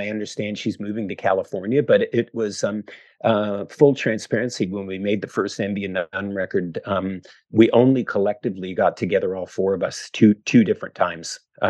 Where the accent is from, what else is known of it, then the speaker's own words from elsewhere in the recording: Canada; as a kid growing up in Canada and loving Canadian music